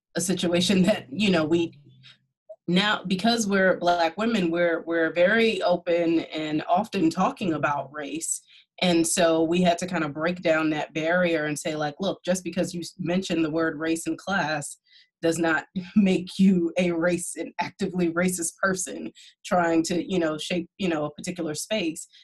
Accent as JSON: {"language": "English", "town": "New York City", "region": "New York", "country": "United States", "said": "I'm from Brooklyn."}